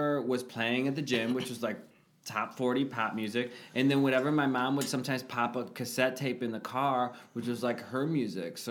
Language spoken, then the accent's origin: English; Wisconsin, United States; I grew up in Wisconsin